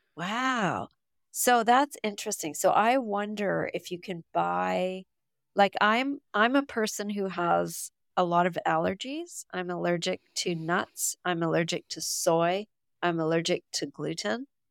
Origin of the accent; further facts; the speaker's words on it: Canada; I'm from Canada